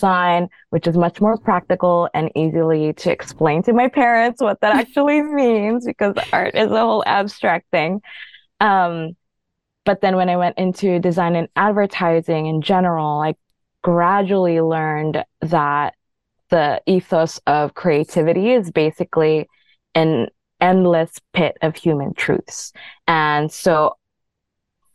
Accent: Philippines; moved away; also born or lived in Honolulu, Hawaii, United States; I'm born and raised in the Philippines, then continued to grow up in Honolulu, Hawaii

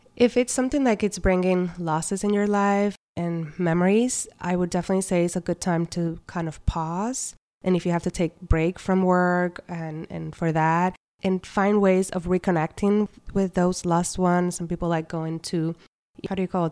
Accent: Puerto Rico; I was born and raised in Puerto Rico

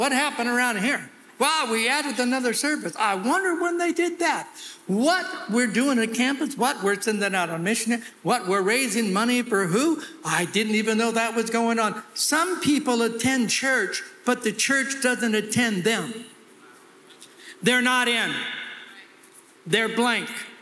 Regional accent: California, United States; I'm from California

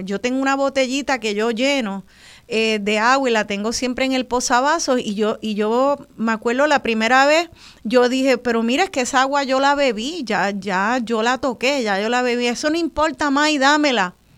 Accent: Puerto Rico; como boricua

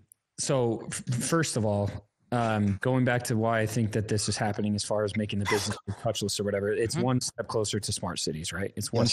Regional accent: Middletown, New York, United States; I was born in Middletown.

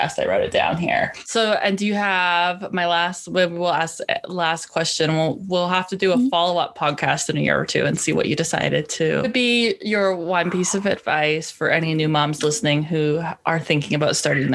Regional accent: Canada; I'm a Canadian

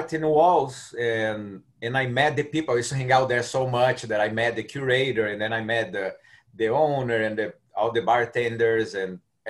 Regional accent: Brazil; English is a second language; moved away as an adult; now in Orlando, United States; I'm from Brazil originally.

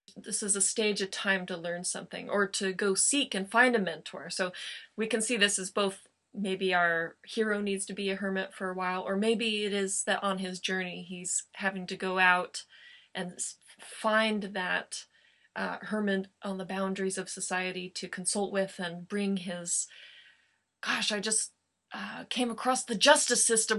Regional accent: Joshua Tree, California, United States; Joshua Tree my hometown

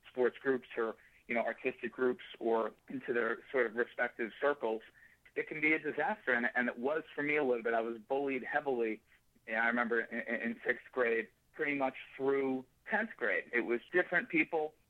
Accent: Danbury, Connecticut, United States; moved away; also born or lived in Perth Amboy, New Jersey; I was born in New Jersey, Perth Amboy, New Jersey. I'm the first of two other siblings, which makes, you know, three kids from my parents. We moved after a couple of years to Danbury, Connecticut, probably when I was around five or so, and lived in Danbury for probably 5 or 6 years

